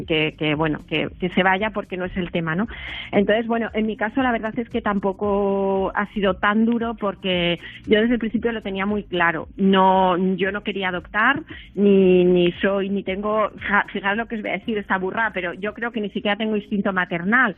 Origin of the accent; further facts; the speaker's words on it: Spain; nací en España